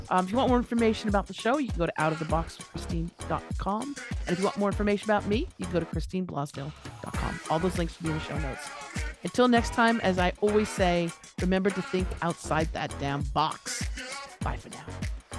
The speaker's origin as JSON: {"language": "English", "town": "Los Angeles", "region": "California", "country": "United States", "moved": "yes", "lives_now": "Australia", "said": "I'm from California, I'm from Los Angeles"}